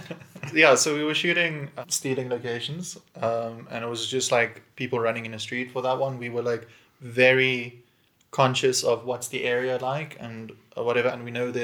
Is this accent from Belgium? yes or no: no; Bloemfontein, Free State, South Africa; moved away as an adult; now in Johannesburg, South Africa; I've been in Johannesburg for 7 years. I'm from Bloemfontein, which is like a smaller city in the middle of South